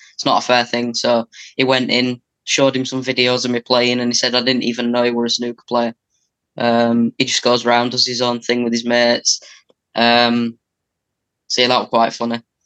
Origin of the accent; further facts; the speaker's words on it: England, United Kingdom; I'm from England